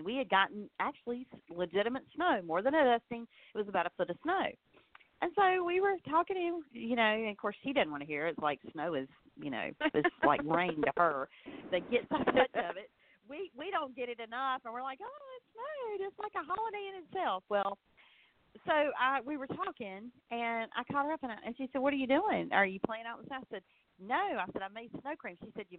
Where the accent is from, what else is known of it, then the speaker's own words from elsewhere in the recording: the South, United States; a Southerner.